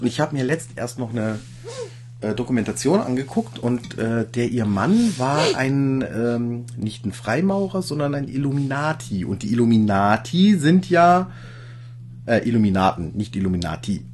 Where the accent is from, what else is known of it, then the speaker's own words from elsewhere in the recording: Ingolstadt, Bavaria, Germany; ich stamme ja aus Ingolstadt und ich wohne auch in Ingolstadt